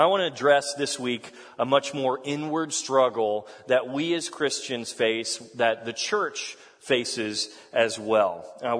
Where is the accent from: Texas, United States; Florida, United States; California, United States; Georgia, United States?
Texas, United States; moved away as an adult; also born or lived in Kentucky; now in Ohio, United States; I'm from Texas. And if you didn't know that, I hail from the great state, God's country.